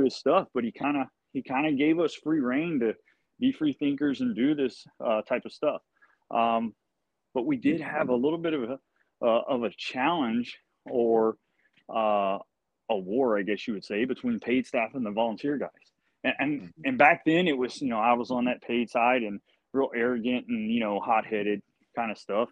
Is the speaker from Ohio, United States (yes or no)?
no; Gonzales, Texas, United States; Gonzales Fire Department, you know, my hometown